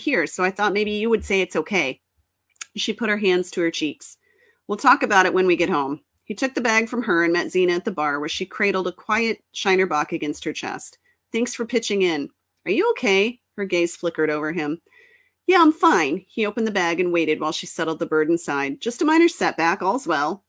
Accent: Texas, United States; I grew up in Texas

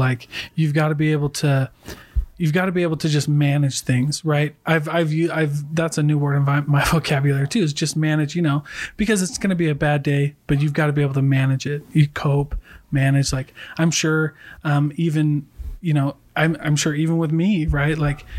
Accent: Hawaii, United States; also born or lived in Iowa; now in Utah, United States; before I moved to Utah, cause I'm not originally from here. I lived in Iowa and I'm Hawaiian.

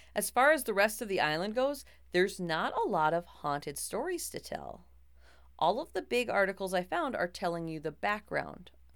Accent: Minnesota, United States; I am a Minnesotan who took two years of French just enough to get into college

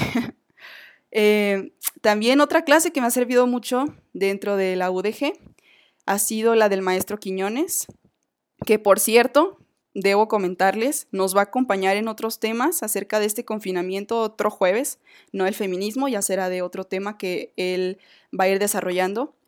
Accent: Mexico; como mexicana, como mujer

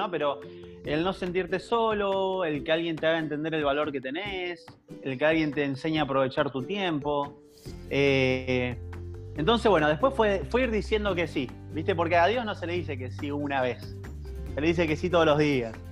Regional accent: Mendoza, Argentina; now in Buenos Aires, Argentina; casado con una cordobesa y bueno, viviendo hace siete años en Buenos Aires, entonces mi tonada puede variar mucho, así que no, hay problema.

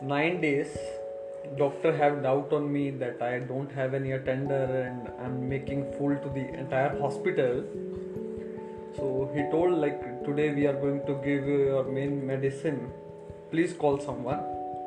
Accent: North India, India; So I don't like hospital food because they are giving South Indian and I'm North Indian.

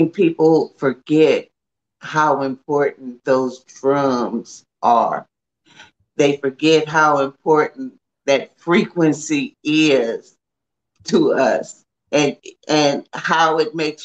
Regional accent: the South, United States; as a Black woman growing up in the South

